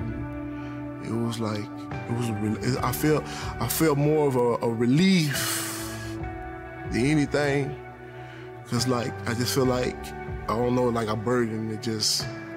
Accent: Waco, Texas, United States; I am from Waco, Texas.

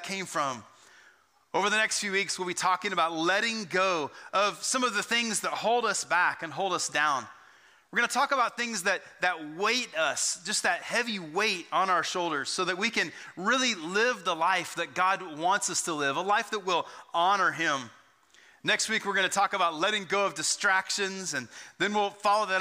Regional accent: Texas, United States; growing up in Texas

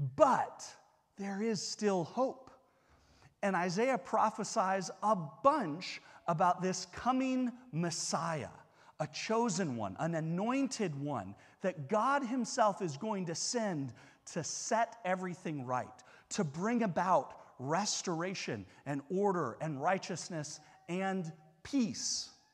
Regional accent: United States; as an American

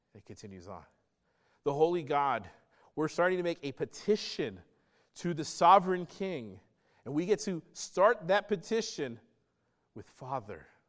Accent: the South, United States; my childhood, I grew up in the South

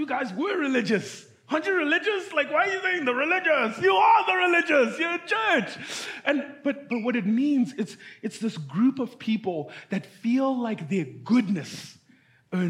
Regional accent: Zimbabwe; moved away; I'm from Zimbabwe.

